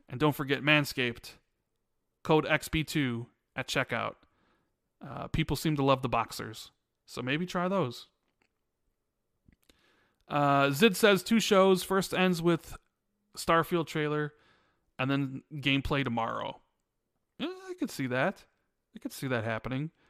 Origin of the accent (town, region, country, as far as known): Chicago, Illinois, United States; born or raised there